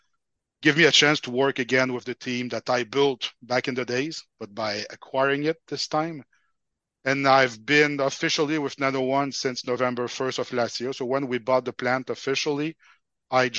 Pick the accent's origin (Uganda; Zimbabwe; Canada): Canada; Quebec; first language French; English is a second language; I think from the accent, you can guess I'm from Quebec, so I'm a French-speaking person